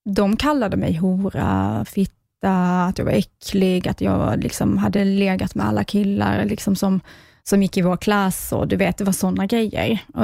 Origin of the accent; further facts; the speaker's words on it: Skåne, Sweden; jag kommer ju från Skåne, eh, som hörs kanske.